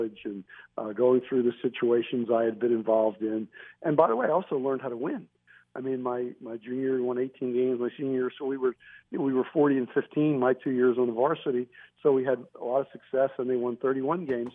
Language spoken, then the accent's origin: English; Philadelphia, Pennsylvania, United States; I was accustomed to diversity growing up in Philadelphia